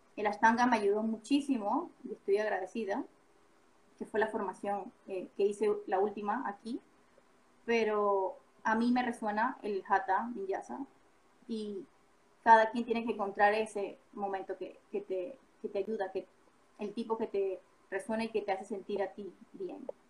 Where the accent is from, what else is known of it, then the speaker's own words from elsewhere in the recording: Panama; moved away; Yo soy panameña